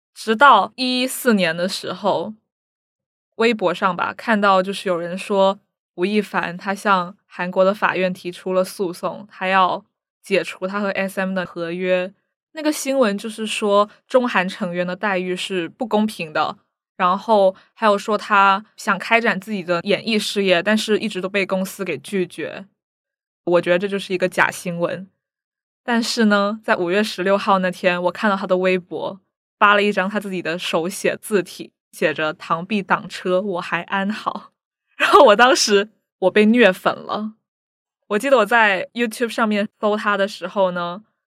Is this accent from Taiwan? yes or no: no; Hong Kong; 我来自香港